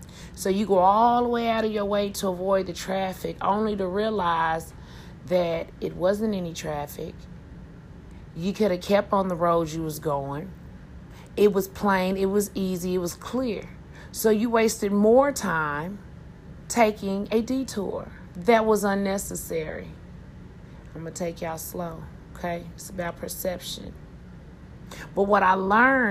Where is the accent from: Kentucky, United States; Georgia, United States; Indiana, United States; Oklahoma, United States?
Oklahoma, United States; Tulsa; I'm from Tulsa, Oklahoma. North side, to be exact.